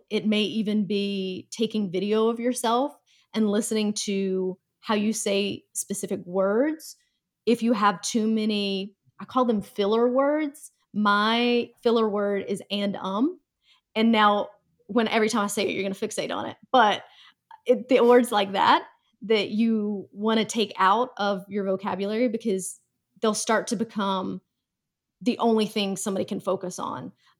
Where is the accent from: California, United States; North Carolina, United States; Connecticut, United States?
North Carolina, United States; Oddly enough, I am from North Carolina, and if I go back home, my accent will definitely come out very, very strong.